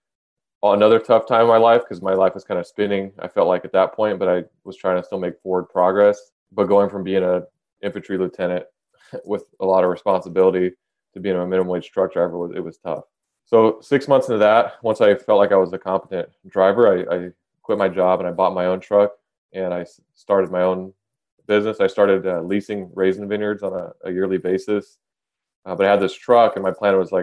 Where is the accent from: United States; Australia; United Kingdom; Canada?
United States; Kingsburg, California; So I was born and raised in Central California. Kingsburg is the name of the town.